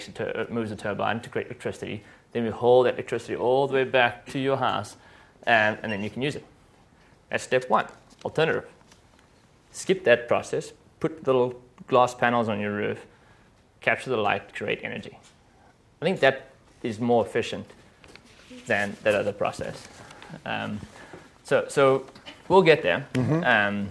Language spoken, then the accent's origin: English; South Africa; I'm from South Africa